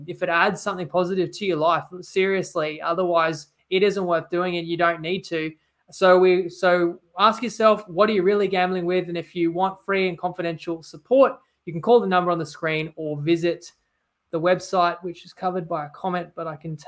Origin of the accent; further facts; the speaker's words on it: Queensland, Australia; I'm a Queenslander